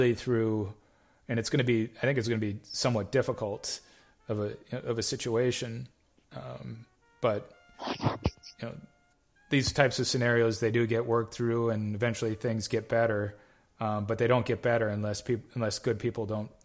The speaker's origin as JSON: {"language": "English", "town": "Nisswa", "region": "Minnesota", "country": "United States", "said": "I'm originally from North Central Minnesota, up in the Nisswa area"}